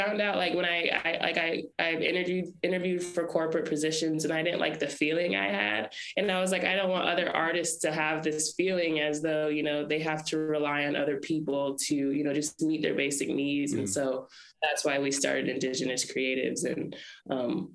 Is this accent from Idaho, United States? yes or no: yes; Lapwai, Idaho, United States; We're all Nimi Poo from, you know, Lapway, Idaho